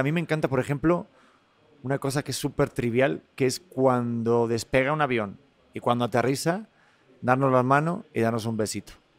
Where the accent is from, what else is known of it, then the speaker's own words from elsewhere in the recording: Spain; accent: Spanish; mi acento español